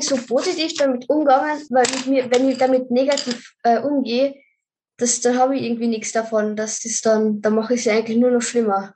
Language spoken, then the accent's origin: German; Carinthia, Austria; ich komme aus Österreich, also aus Kärnten